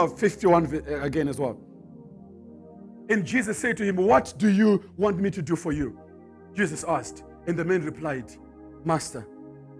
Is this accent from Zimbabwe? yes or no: yes; Zimbabwe; Me, I come from Zimbabwe.